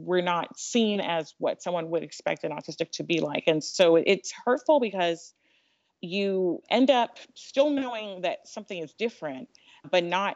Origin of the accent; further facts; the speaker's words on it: United States; I'm African American. I'm also of African descent. My parents are African immigrants